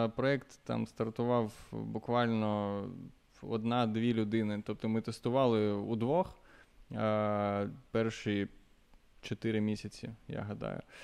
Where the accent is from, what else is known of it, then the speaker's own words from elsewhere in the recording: Luhansk, Luhansk Oblast, Ukraine; moved away as an adult; also born or lived in Kharkiv; я з Луганська